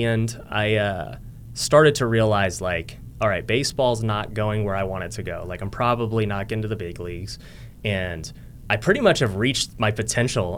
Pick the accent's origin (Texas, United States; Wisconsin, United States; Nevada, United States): Nevada, United States; Las Vegas; born or raised there